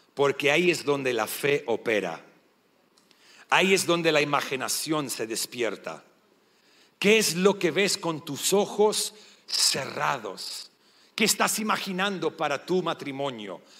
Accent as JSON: {"language": "Spanish", "country": "Australia", "also_born_or_lived": "Sydney, Australia", "first_language": "English", "second_language": "Spanish", "moved": "as an adult", "lives_now": "Argentina", "said": "el inglés es nuestro primer idioma. Sé que se dan cuenta que soy australiano"}